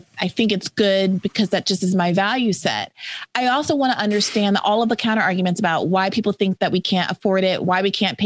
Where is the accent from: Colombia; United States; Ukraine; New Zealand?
United States; New York; I'm also from New York